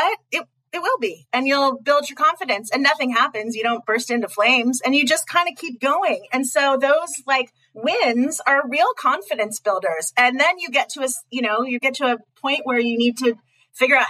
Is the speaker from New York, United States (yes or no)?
no; Pasadena, California, United States; I'm from Pasadena.